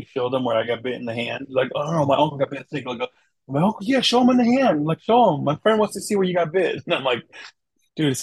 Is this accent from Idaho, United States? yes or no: no; Wisconsin, United States; also born or lived in Thailand / St. Paul, Minnesota; I'm a Wisconsin boy originally. I'm from Wisconsin, so I'm a Wisconsin boy